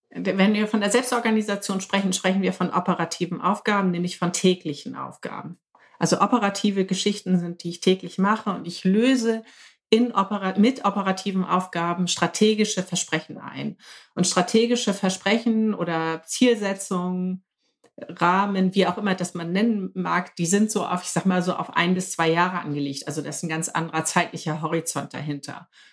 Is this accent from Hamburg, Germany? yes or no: yes; Hamburg, Germany; ich komme aus Hamburg, sitze in meinem Hausboot im Harburger Binnenhafen